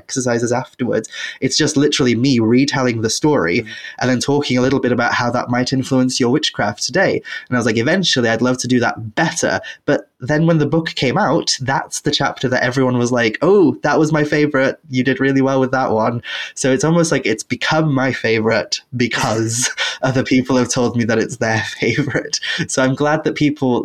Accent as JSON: {"language": "English", "region": "Wales", "country": "United Kingdom", "tie": "born or raised there", "also_born_or_lived": "England", "said": "my practice as a witch today living in Wales and growing up in Wales in the culture"}